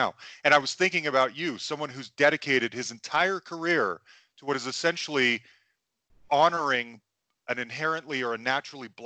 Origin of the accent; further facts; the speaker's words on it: United States; As an American